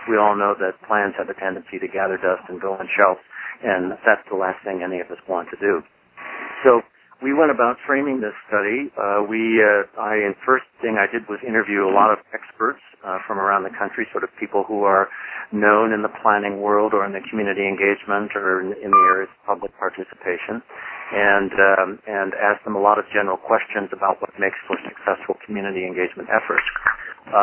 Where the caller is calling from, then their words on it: Bend, Oregon, United States; I'm phoning in from Bend, Oregon today in the high desert of Central Oregon.